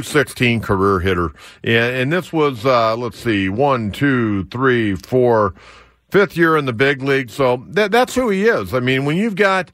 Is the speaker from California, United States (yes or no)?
yes; San Diego, California, United States; managing my hometown ball club